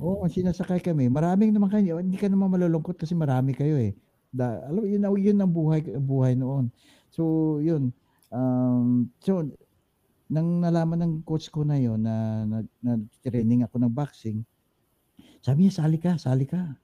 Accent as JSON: {"language": "Tagalog", "town": "Himamaylan", "region": "Western Visayas", "country": "Philippines", "tie": "born or raised there", "also_born_or_lived": "Murcia, Negros Occidental / Bacolod", "moved": "yes", "said": "Sa Morsia, Morsia, Bacolod Morsia. Doon ako actually nanggaling. Pero pero sa Himamaylan ako pinanganak"}